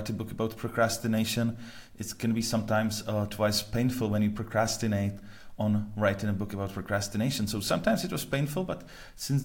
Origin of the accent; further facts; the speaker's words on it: Prague, Czechia; I'm originally from Prague